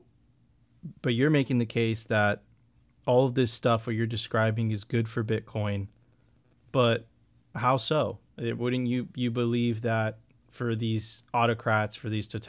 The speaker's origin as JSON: {"language": "English", "country": "Venezuela", "moved": "yes", "said": "I come from Venezuela"}